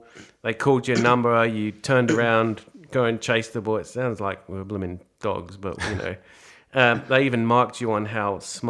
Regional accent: England, United Kingdom; now in Australia; Oh, yeah, pretty good. Football was just different

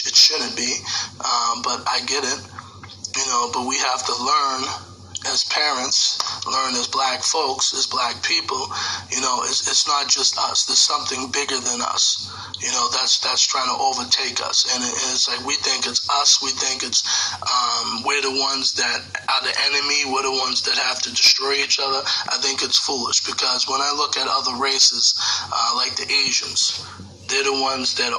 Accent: United States

